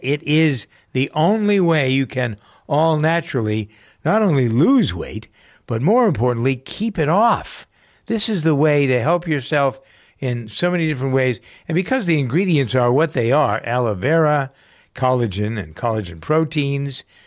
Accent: Framingham, Massachusetts, United States; here in my hometown of Framingham, Massachusetts

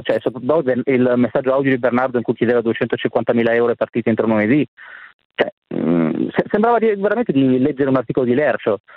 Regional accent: Milan, Lombardy, Italy; Io però sono di Milano

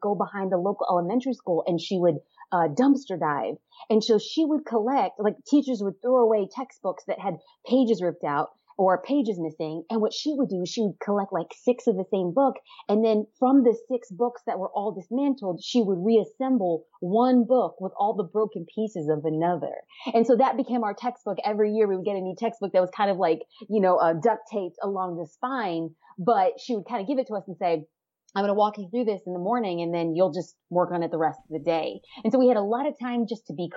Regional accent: Los Angeles, California, United States; I'm born and raised in Southern California, East Los Angeles.

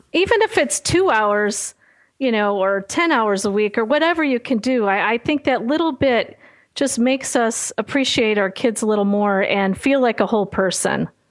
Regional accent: Chicago, Illinois, United States; not a great school experience growing up in Chicago

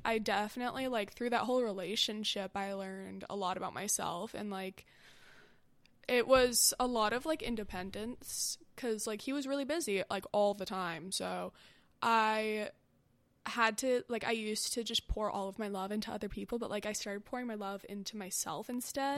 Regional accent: Westlake Village, California, United States; I'm from Westlake Village.

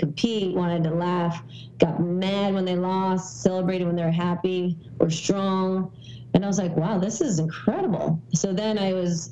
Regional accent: Wilton, Connecticut, United States; moved away as an adult; also born or lived in New York City / Los Angeles; now in Boston, United States; I grew up in Wilton, Connecticut

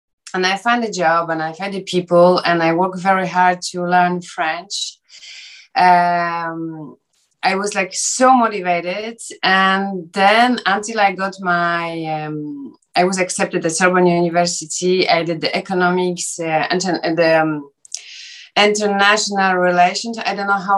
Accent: Ostrów Wielkopolski, Greater Poland, Poland; English is a second language; also born or lived in Paris, France / Los Angeles, United States; now in Warsaw, Poland; I was born in Poland in Ostrów-Wielkopolski

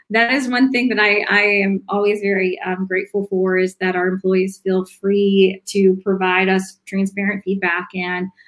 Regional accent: the South, United States; I'm I'm from the South. I um, I had a very strong accent.

